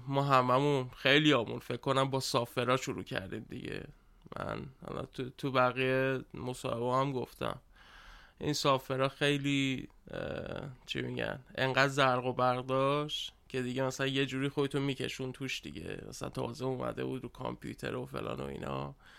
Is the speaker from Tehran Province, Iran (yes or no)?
yes; Tehran, Tehran Province, Iran; بزرگ شده تهرانم